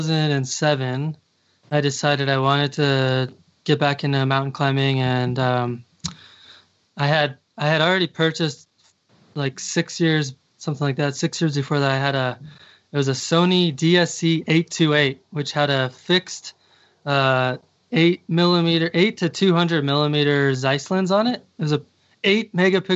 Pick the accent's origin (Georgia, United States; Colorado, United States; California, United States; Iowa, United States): Colorado, United States; Colorado Springs; also born or lived in Portland, Oregon; now in Durango, United States; I'm originally from Colorado Springs, which is on the Front Range, about an hour south of Denver.